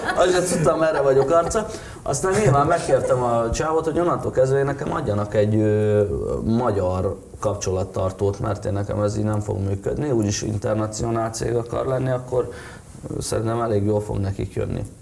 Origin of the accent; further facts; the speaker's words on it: Hungary; én szeretem a hazánkat, nekem jó itt